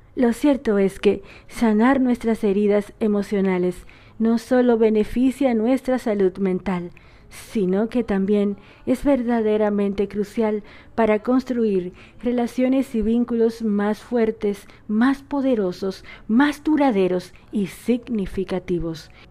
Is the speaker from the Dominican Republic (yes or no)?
yes; Dominican Republic; now in Argentina; una dominicana por esta RSS Radio